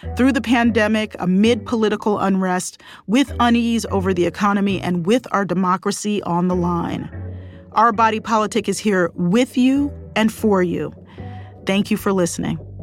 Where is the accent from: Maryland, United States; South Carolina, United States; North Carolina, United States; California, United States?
Maryland, United States; Baltimore; I grew up in Baltimore for the most part